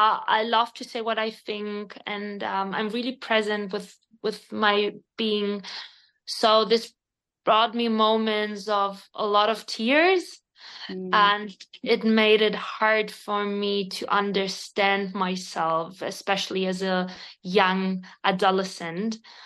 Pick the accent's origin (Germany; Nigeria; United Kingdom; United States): Germany; first language Spanish; English is a second language; also born or lived in Spain; I'm not English. I'm originally from Spain. I live in Germany.